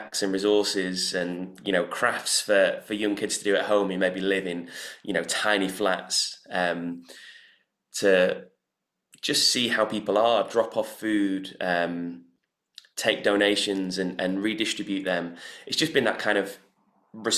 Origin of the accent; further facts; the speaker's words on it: Manchester, North West England, United Kingdom; now in London, United Kingdom; my experience growing up in Manchester